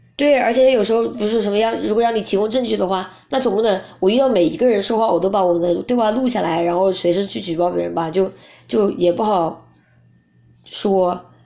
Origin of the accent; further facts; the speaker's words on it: China; 不想当中国人